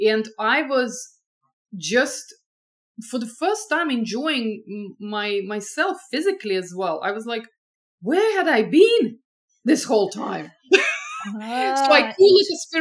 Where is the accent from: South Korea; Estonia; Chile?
Estonia; moved away as an adult; also born or lived in France / England / Boston; now in California, United States; I grew up in Estonia